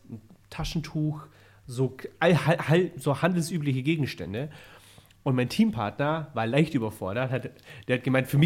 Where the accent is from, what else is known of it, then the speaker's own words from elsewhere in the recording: Berlin, Germany; also born or lived in Bavaria; also Berlin hat mich zu dem Mann gemacht, der ich bin. Wenn ich jetzt nach Bremen ziehe und sage, ja, ich komme, weil ich sage natürlich, dass ich aus Berlin komme. Also ich bin